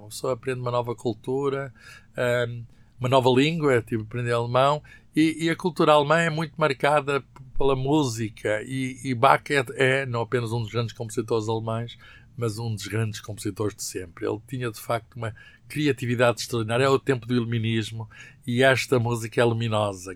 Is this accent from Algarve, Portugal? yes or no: no; Lisbon, Portugal; moved away; also born or lived in Coimbra; eu nasci em Lisboa, nasci uh, na maternidade Alfredo Costa